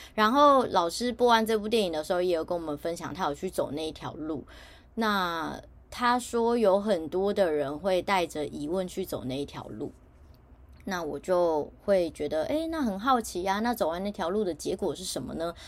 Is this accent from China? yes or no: no; Taiwan; 我身在台湾